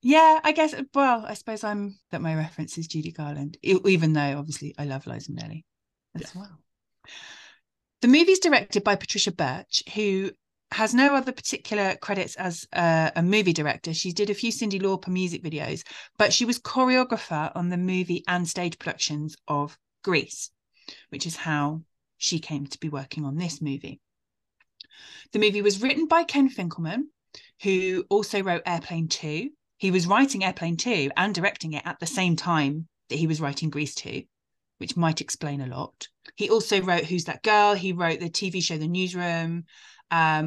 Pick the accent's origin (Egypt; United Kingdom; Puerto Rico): United Kingdom; accent: British; our British accent